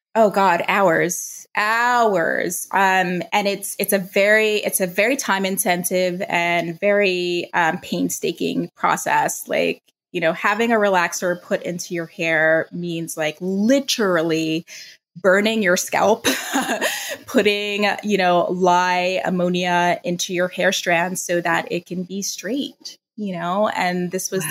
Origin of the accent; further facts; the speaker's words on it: New York City, New York, United States; also born or lived in Long Island, New York; I am a native New Yorker. I grew up in the Bronx. I was born there and was there for about 10 years until my family moved us to the suburbs of Long Island.